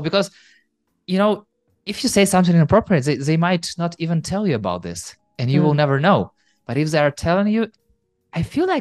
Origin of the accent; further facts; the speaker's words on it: Ukraine; I'm from Ukraine and people from Ukraine are rather straightforward